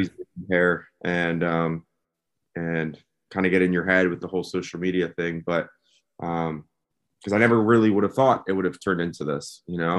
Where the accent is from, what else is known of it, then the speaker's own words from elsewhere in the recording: West Chester, Pennsylvania, United States; moved away; right outside of Philadelphia, a town called Westchester, Pennsylvania